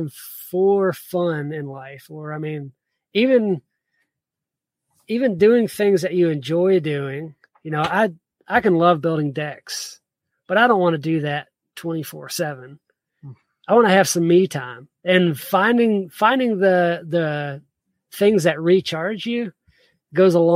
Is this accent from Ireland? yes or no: no; the South, United States; also born or lived in South Georgia / Virginia; I grew up in the South